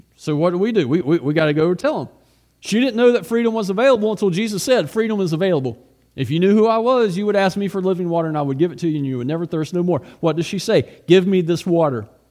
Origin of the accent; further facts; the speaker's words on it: United States; also born or lived in Russia; as an American